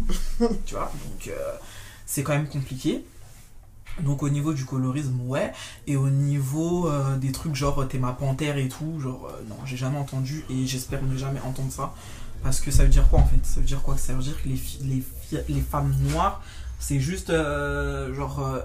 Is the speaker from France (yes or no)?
yes; France; en grandissant, en France, en métropole